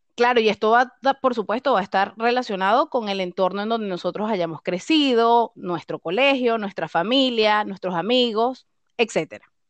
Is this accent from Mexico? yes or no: no; Venezuela; moved away as an adult; now in Chile; … y yo somos venezolanas, actualmente residentes en Chile